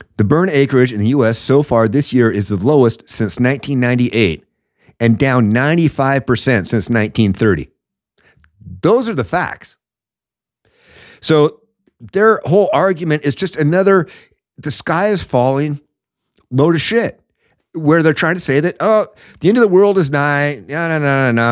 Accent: Washington, United States; I'm from Washington

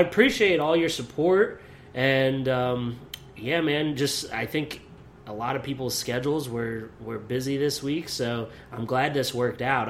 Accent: near Lewisburg, Pennsylvania, United States; moved away as an adult; also born or lived in Beloit, Wisconsin; Lewisburg, Pennsylvania, that's right up near my hometown

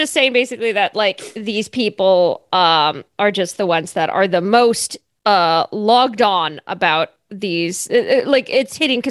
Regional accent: Fullerton, California, United States; My hometown.

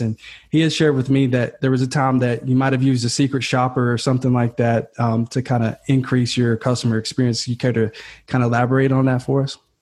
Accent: Kentucky, United States; now in California, United States; I'm from Kentucky, man. So uh, and I'm living in California now, and I'm like this Kentucky kid

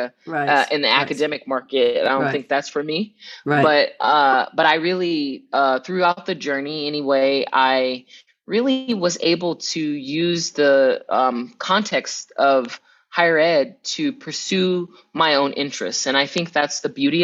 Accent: Southern California, United States; where I'm from, right, in Southern California, I grew up immersed in Spanish and the surrounding community

